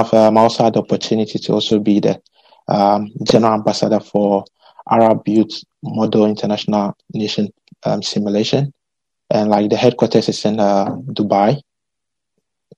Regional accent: Ghana; moved away as an adult; also born or lived in Poland; now in Italy; I'm a Ghanaian

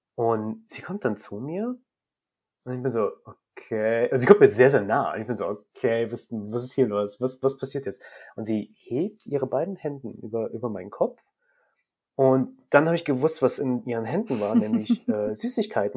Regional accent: Germany; Ich bin auch hier in dem Krankenhaus geboren. Also technisch gesehen kannst du sagen, ich bin durch und durch deutsch

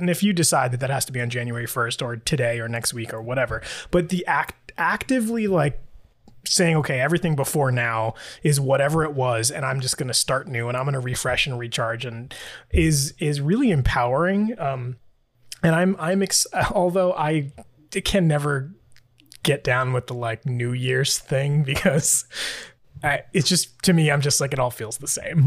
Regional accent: New York City, New York, United States; now in Florida, United States; I am from New York City. That's where I grew up

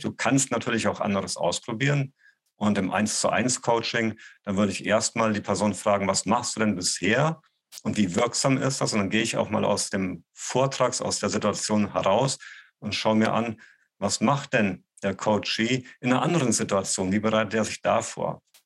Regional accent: Gießen, Hesse, Germany; moved away; also born or lived in Bonn; an der Volkshochschule in Gießen, die Stadt, wo ich herkomme

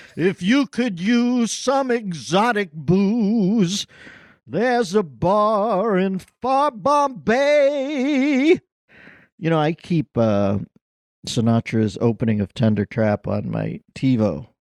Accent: Pittsburgh, Pennsylvania, United States; I have to overpronounce the L, but I'm from Pittsburgh, and I, I would, my, my predisposition is to say folkies

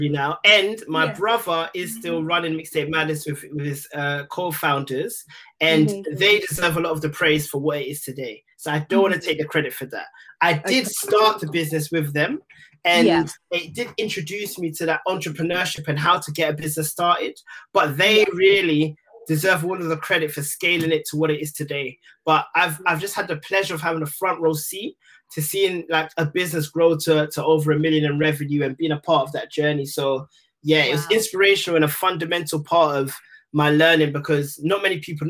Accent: London, United Kingdom; I'm from Tottenham

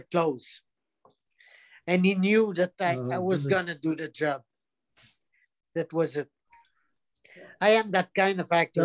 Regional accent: Quebec, Canada; English is a second language; I'm from Quebec

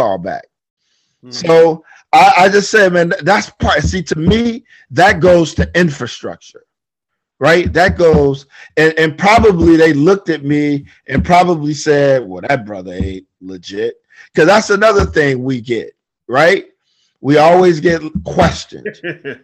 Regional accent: Detroit, Michigan, United States; I'm born and raised in Detroit

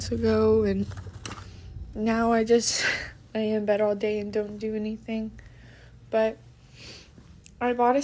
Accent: Texas, United States; I'm 15 and I'm from Texas.

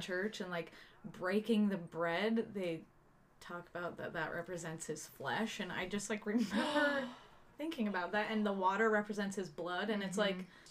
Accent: Utah, United States; growing up in Utah County

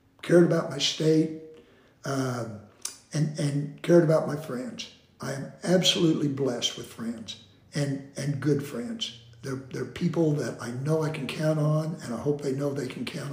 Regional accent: Bartlesville, Oklahoma, United States; born or raised there

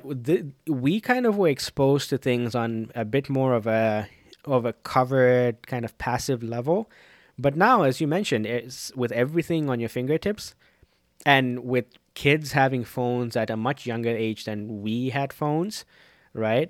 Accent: Zambia; growing up in Zambia

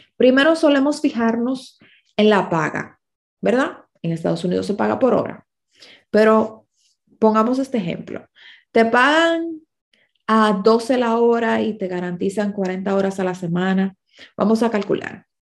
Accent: Dominican Republic; a los dominicanos nos toca vivir con colombianos

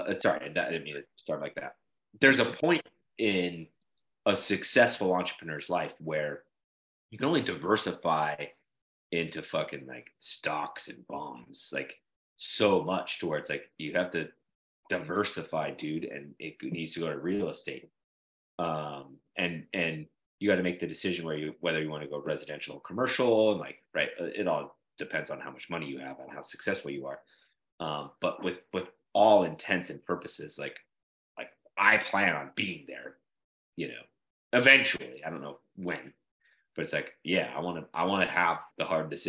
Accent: Salt Lake City, Utah, United States; moved away as an adult; also born or lived in California; now in Louisiana, United States; I grew up in Salt Lake City, Utah, I left when I was 20

